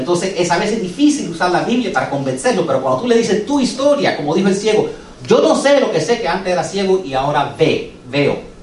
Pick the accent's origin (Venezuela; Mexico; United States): United States; Spanish is a second language; yo soy second generation americano. ¿Ok? Yo soy nacido aquí